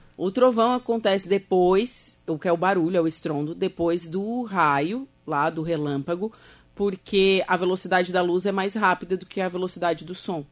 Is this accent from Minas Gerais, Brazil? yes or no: no; Torres, Rio Grande do Sul, Brazil; eu sou de Torres